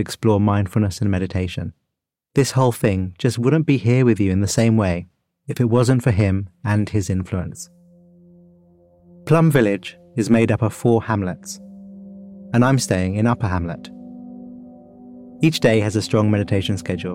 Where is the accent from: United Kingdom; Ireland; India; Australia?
United Kingdom; As a Brit